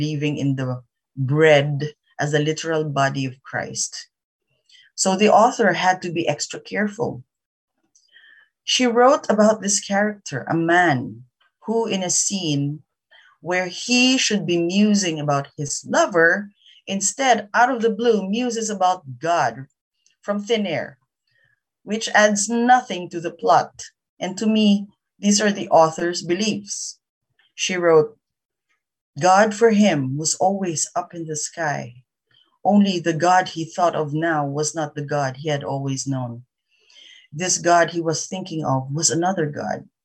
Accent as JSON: {"language": "English", "country": "Philippines", "said": "I'm a Filipino"}